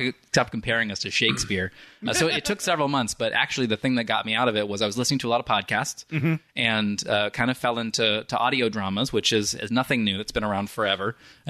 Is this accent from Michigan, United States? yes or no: no; Flagstaff, Arizona, United States; grew up in Flagstaff, Arizona, and it's a tiny, little mountain town, but it's got a thriving arts scene.